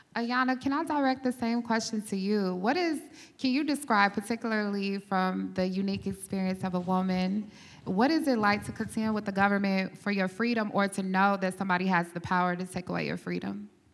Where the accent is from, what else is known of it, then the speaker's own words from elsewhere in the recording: Dallas, Texas, United States; also born or lived in Dayton, Ohio; I'm originally from Dayton, Ohio, grew up in Dallas, Texas